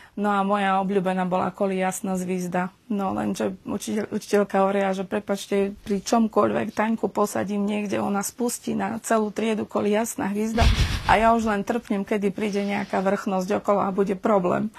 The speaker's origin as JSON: {"language": "Slovak", "town": "Humenné", "region": "Prešov Region", "country": "Slovakia", "tie": "born or raised there", "also_born_or_lived": "Uzhhorod, Ukraine / Borov, Slovakia / Bratislava, Slovakia", "moved": "as an adult", "lives_now": "Prešov, Slovakia", "said": "potom sme sa presťahovali do Humenného. Takže Humenné beriem ako svoje rodné mesto."}